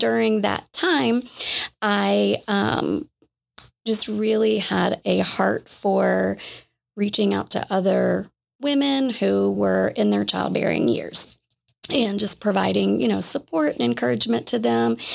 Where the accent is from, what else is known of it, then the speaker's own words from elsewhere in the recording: Jacksonville, Florida, United States; I grew up in Jacksonville, Florida